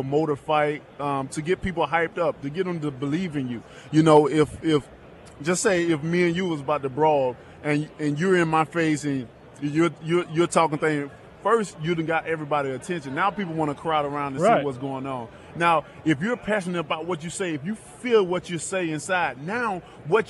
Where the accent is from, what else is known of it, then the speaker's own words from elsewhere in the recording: Tuscaloosa, Alabama, United States; I'm from Tuscaloosa, Alabama